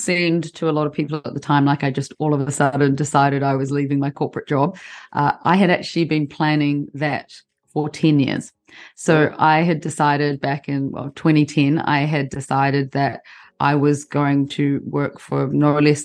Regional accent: New Zealand; moved away as an adult; also born or lived in London, United Kingdom; I'm from New Zealand originally. New Zealand's a very small country.

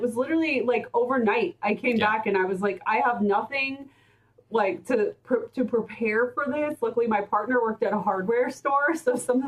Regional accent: Oklahoma, United States; I'm from Oklahoma

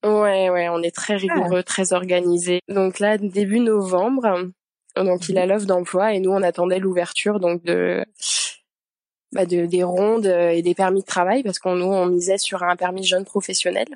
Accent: Yvelines, Île-de-France, France; moved away as an adult; also born or lived in Paris, France; now in Montreal, Canada; j'ai grandi dans les Yvelines

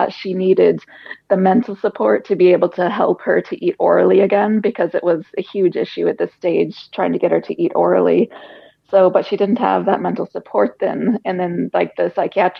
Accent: United States; moved away as an adult; now in Ireland; we're American. We were born in America, lived in Ireland 8 years now

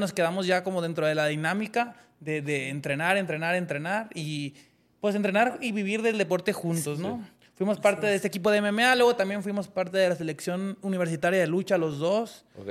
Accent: Mexico; como deportistas mexicanos

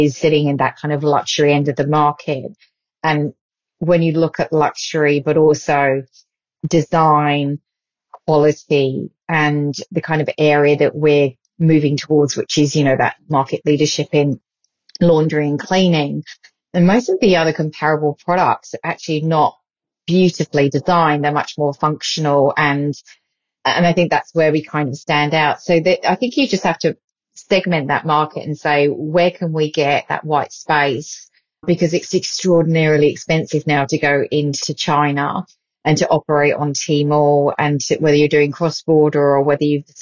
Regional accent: United Kingdom; now in Australia; the UK a bit later on this year, which is my hometown

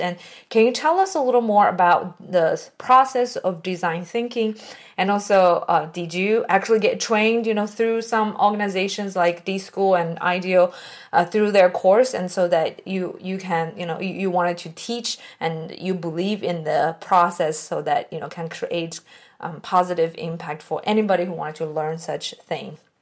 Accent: China; moved away; I came from China

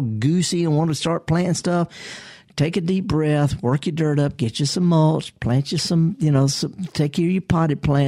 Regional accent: United States; I was raised in Pecan Grove

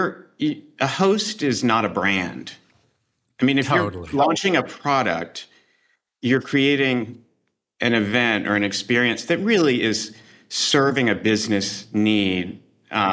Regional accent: the South, United States; now in New York, United States; I'm from the South too

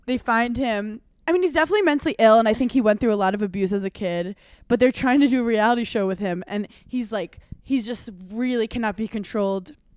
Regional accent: New York, United States; As a New Yorker

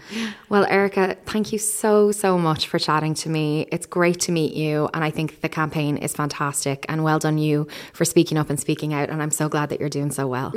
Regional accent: Ireland; as Irish people

